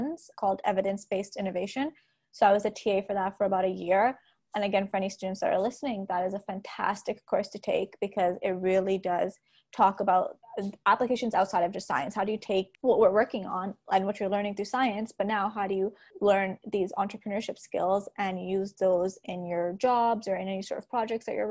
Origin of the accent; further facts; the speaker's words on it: Toronto, Ontario, Canada; also born or lived in Montreal / Brampton; I have spent about half my life in Toronto, half my life in Brampton